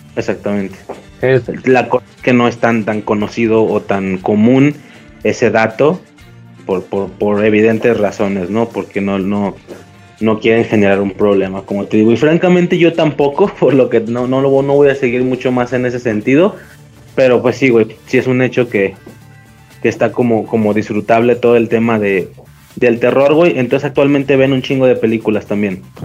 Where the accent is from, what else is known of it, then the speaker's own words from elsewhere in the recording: Guadalajara, Jalisco, Mexico; soy de Guadalajara